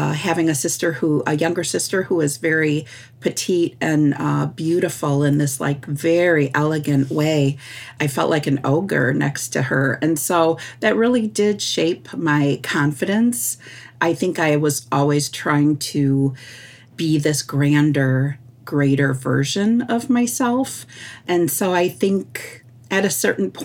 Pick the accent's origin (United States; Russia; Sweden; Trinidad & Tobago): United States; Sault Ste. Marie, Michigan; I am from Sault Ste. Marie, Michigan, which is also known as the place of the rapids.